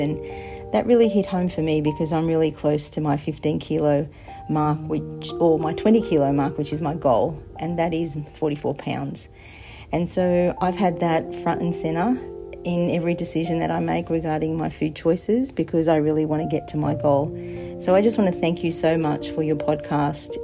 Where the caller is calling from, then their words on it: Australia; I am ringing from Australia